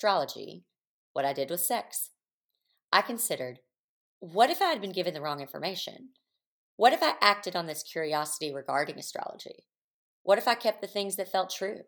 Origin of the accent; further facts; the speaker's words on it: the Bible Belt, the South, United States; moved away; I'm from the Bible Belt